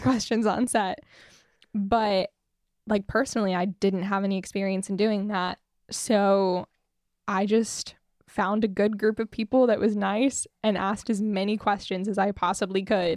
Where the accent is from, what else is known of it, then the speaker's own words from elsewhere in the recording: Fruita, Colorado, United States; also born or lived in Grand Junction, Colorado; I'm from Fruta, Colorado